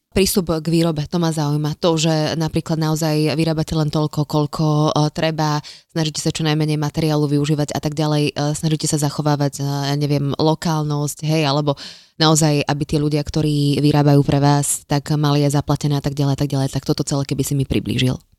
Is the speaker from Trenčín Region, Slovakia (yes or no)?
no; Žilina, Žilina Region, Slovakia; Všetci sme zo Žiliny